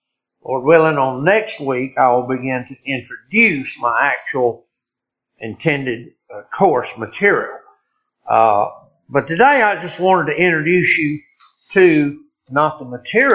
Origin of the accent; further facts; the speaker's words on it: Deep South, United States; moved away as an adult; also born or lived in Republic of Ireland; I was born in the Deep South and into a Southern Baptist church. And I was reared Southern Baptist in a Southern Baptist church and never intended or expected, frankly, ever to be anything but a Southern Baptist.